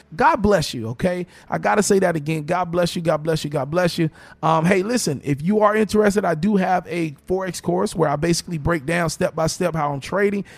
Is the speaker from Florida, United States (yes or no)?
yes; Miami, Florida, United States; I'm born and raised in Miami